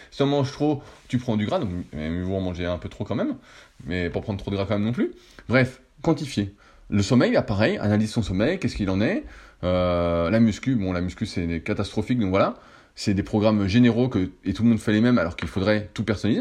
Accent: France; en tant que Français

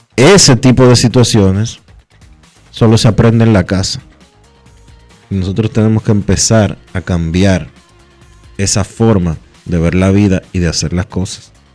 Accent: Dominican Republic; somos nosotros los dominicanos

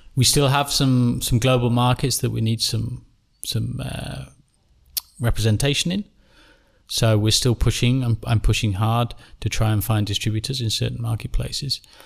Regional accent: England, United Kingdom; I'm an Englishman

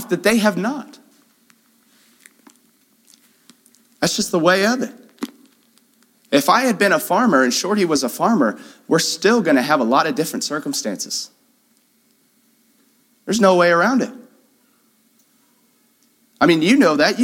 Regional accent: Houston, Texas, United States; moved away; I grew up in Houston

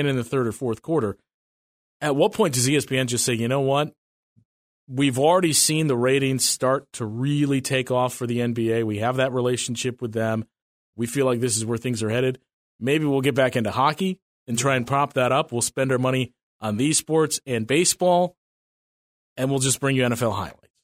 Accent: Wisconsin, United States; us growing up in Wisconsin

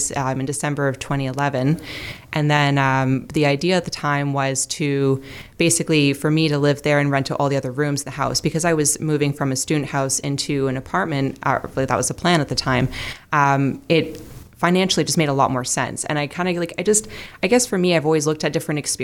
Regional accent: Burlington, Ontario, Canada; also born or lived in Hamilton, Ontario; I was born in Hamilton. I grew up mostly in Burlington. So I kind of consider myself as being from Burlington

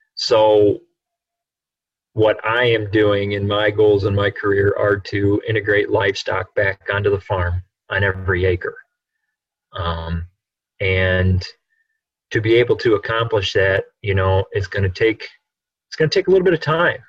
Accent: Clare, Illinois, United States; I'm from Clare, Illinois, north central Illinois

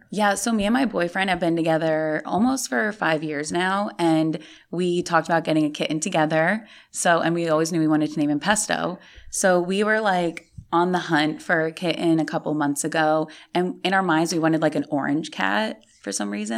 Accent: Jersey Shore, New Jersey, United States; moved away as an adult; also born or lived in New York City; now in Orlando, United States; I'm originally from Jersey

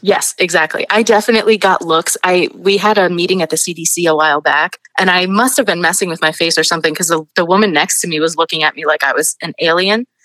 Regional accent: New York City, New York, United States; I'm from Queens. I, I grew up in Astoria.

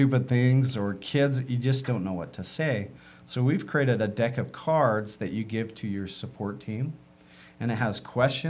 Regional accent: Utah, United States; I grew up in Utah

